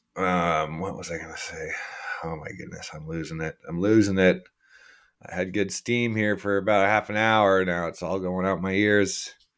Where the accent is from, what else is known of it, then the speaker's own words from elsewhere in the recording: Canada; also born or lived in Kelowna, British Columbia; I'm a Canadian citizen. I am Canadian.